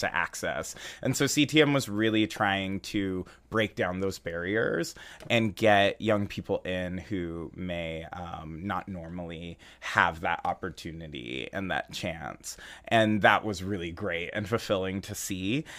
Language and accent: English; San Jose, California, United States; now in Chicago, United States; I'm actually originally from San Jose, California